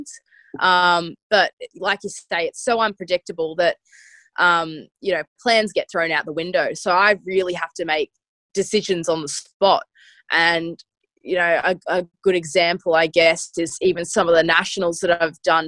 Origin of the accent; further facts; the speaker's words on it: Australia; as an Aussie